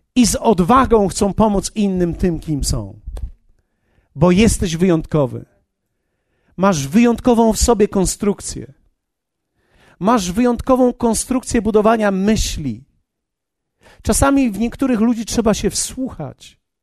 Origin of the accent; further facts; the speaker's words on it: Poland; ja jestem, jestem z Polski